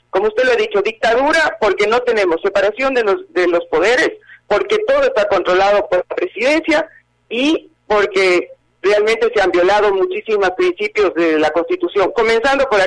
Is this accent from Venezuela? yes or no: yes; eastern Venezuela, Venezuela; born there; Bueno, primero que nada, yo también soy venezolana. Yo tengo doble nacionalidad. Yo nací en el oriente venezolano, porque mis padres de ese tiempo vivían ahí.